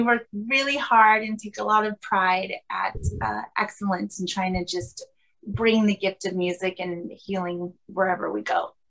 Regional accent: Los Angeles, California, United States; I grew up in Southern California in Los Angeles.

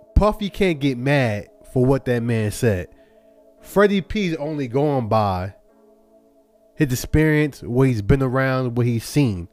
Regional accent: Charlotte, North Carolina, United States; also born or lived in Brooklyn, New York; I was born in Brooklyn, New York. To the age of five, moved to Charlotte, North Carolina. From age five until now.

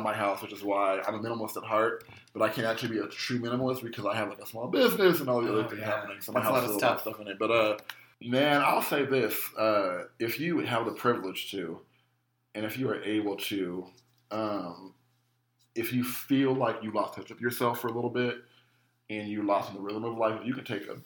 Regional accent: United States; I'm from America

